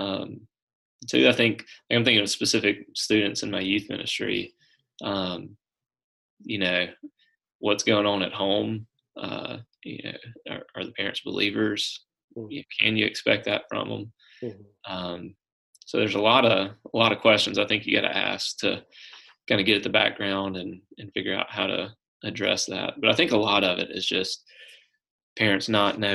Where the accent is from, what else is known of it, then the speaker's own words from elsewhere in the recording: Brookhaven, United States; So, I grew up in Brookhaven